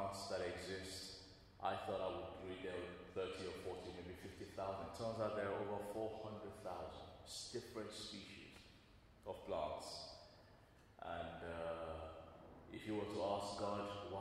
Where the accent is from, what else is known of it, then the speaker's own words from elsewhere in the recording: Nigeria; now in England; I grew up my early years there in Nigeria